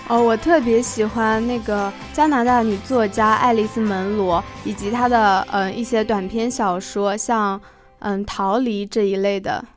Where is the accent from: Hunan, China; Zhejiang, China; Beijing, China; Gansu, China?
Zhejiang, China; Hangzhou; 我来自浙江杭州